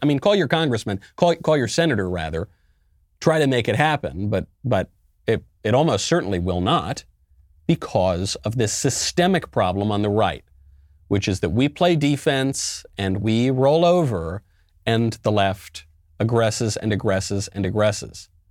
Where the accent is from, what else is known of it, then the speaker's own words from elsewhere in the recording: New York, United States; I'm a New Yorker myself, born and raised